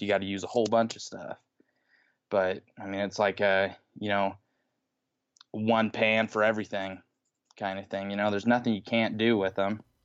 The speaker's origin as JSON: {"language": "English", "region": "Utah", "country": "United States", "said": "I'm from Utah"}